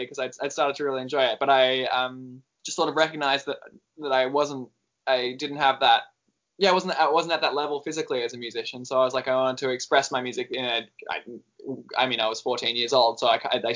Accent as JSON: {"language": "English", "town": "Mildura", "region": "Victoria", "country": "Australia", "tie": "born or raised there", "said": "I grew up in Mildura"}